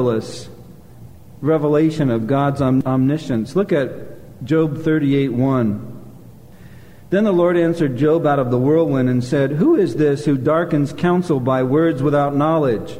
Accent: Anaheim and Long Beach, California, United States; moved away; also born or lived in Glendale, California / Michigan / Minneapolis, Minnesota; grew up in Anaheim and Long Beach

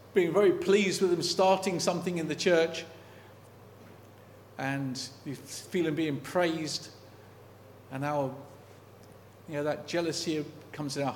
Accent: United Kingdom; as a British person

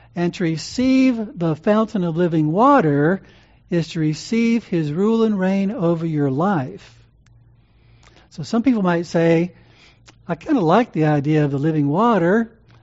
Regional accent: Louisiana, United States; Growing up in Louisiana

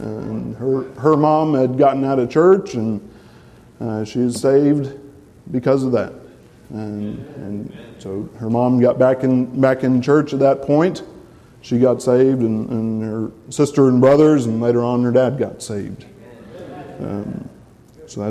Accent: Olathe, Kansas, United States; I was born in Olathe, and then, probably about five or six, grew up going to camp at Sagmont

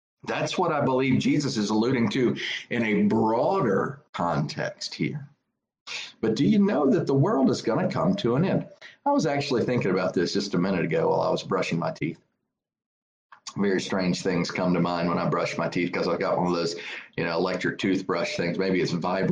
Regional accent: United States; I'm an American

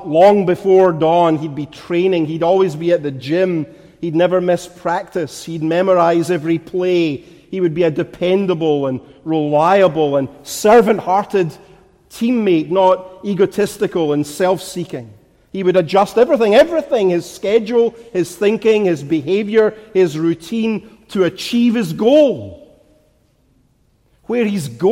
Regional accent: Glasgow, Scotland, United Kingdom; moved away; never has anyone here who's not from my homeland identified from my voice that I'm from Glasgow, that I'm a Glaswegian

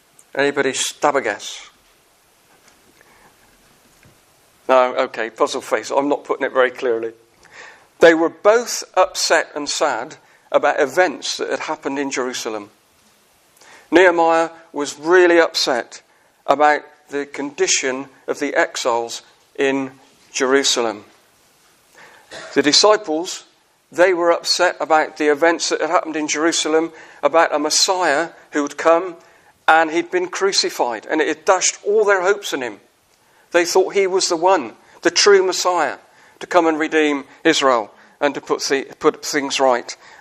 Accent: Wells, South West England, United Kingdom; I come from the cider county in England. I come from Somerset

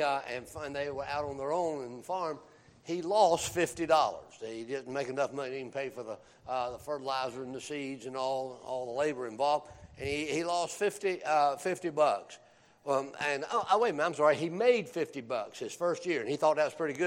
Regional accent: Kenly, North Carolina, United States; moved away; I was born in North Carolina, and I grew up in the early days of my life, and I'm talking about when I was 1, 2, 3, 4, 5, 6 years of age, in a little town that I didn't think anybody would ever know about or hear

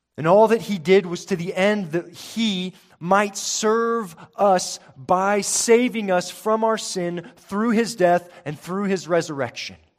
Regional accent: Spokane, Washington, United States; growing up in Spokane, Washington

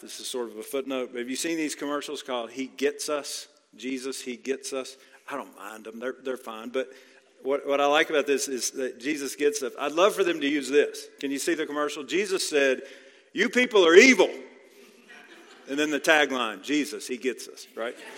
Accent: Texas, United States; now in Georgia, United States; I grew up in Texas

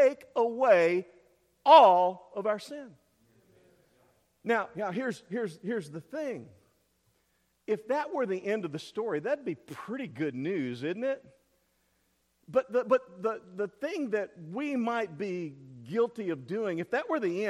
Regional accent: East Texas, United States; I'm from East Texas

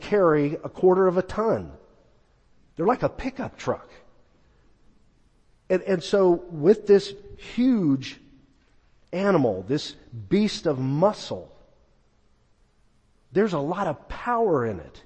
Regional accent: California, United States; now in Texas, United States; When I was a young boy growing up in California

